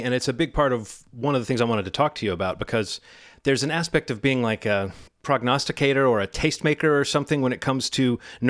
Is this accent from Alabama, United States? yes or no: yes; Birmingham, Alabama, United States; I grew up in Birmingham, Alabama, but you know, I was born in 1973